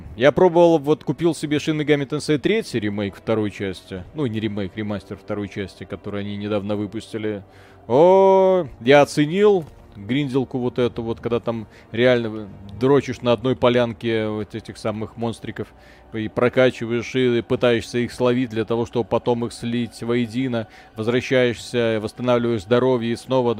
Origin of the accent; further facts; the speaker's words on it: Belarus; мы же белорусы